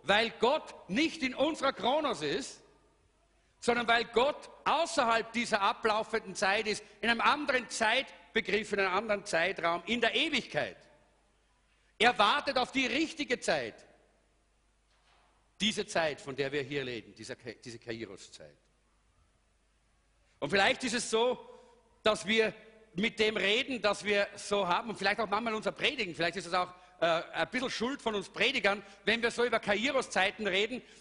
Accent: Salzburg, Austria; also born or lived in Styria; Eigentlich komme ich aus Salzburg, aber wenn man mal in der Steiermark war, hat man ein bisschen einen grünen Touch.

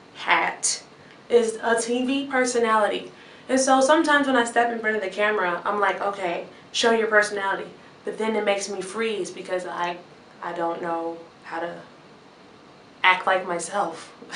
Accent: Chicago, Illinois, United States; I'm from Chicago, Illinois.

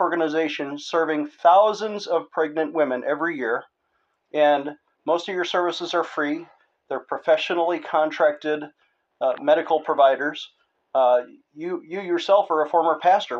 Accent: Buffalo, New York, United States; now in Colorado, United States; in Buffalo, New York which is my hometown

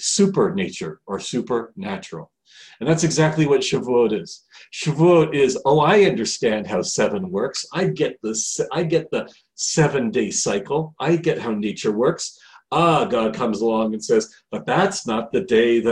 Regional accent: Canada; now in Israel; I'm from Canada originally

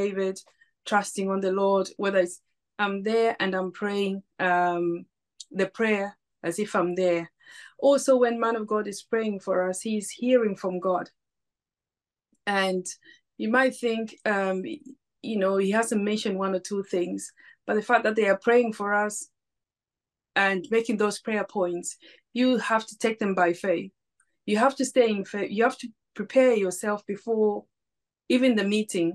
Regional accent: Zambia; now in United Kingdom; I'm originally from Zambia

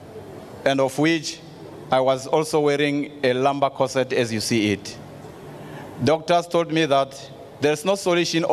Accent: South Africa; from South Africa

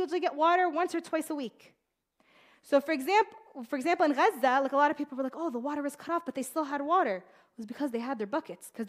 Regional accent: United States; I was born and raised in America

